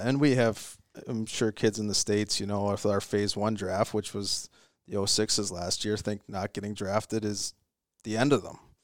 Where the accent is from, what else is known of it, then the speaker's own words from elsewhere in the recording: Virden, Manitoba, Canada; I grew up in Verdun, Manitoba